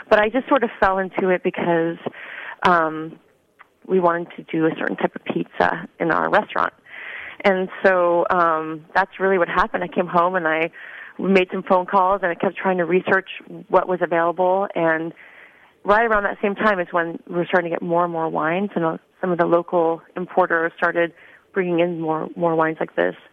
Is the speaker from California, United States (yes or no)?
yes; Northern California, United States; I'm from Northern California, so I um, I grew up in wine country, not even knowing it was wine country